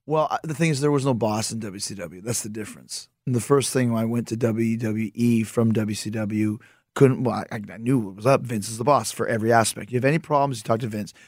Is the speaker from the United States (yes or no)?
no; Winnipeg, Manitoba, Canada; I'm from Winnipeg